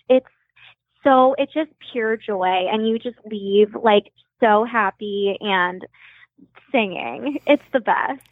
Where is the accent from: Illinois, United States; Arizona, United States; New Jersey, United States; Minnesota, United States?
Arizona, United States; Phoenix; moved away; also born or lived in Michigan; I am from Phoenix, but I went to college at University of Michigan